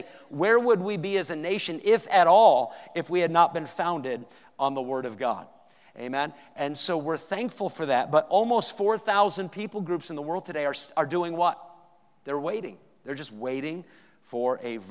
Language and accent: English; New Hampshire, Maine, New England, United States; I grew up in New England, New Hampshire, Maine